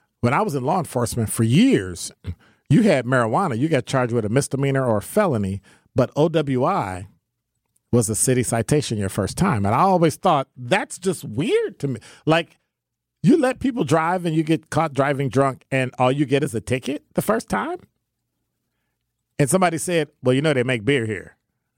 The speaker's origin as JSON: {"language": "English", "region": "Illinois", "country": "United States", "said": "I'm from Illinois too."}